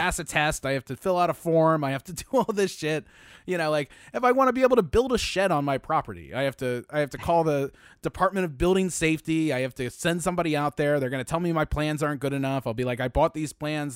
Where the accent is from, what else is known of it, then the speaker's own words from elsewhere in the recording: Baltimore, Maryland, United States; I'm from Baltimore